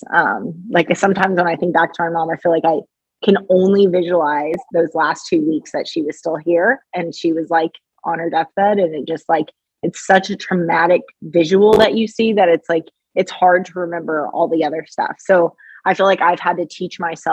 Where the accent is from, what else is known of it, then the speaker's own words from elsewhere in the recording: Kentucky, United States; also born or lived in Australia; now in Chicago, United States; I grew up in Kentucky